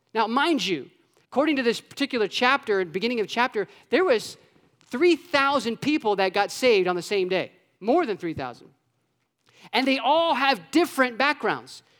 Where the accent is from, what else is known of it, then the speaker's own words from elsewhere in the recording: Orlando, Florida, United States; I grew up in Orlando, Florida